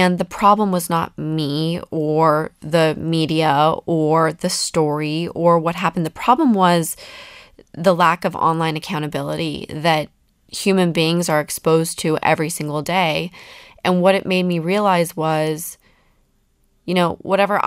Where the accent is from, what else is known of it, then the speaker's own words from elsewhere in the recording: Salt Lake City, Utah, United States; I come from Salt Lake City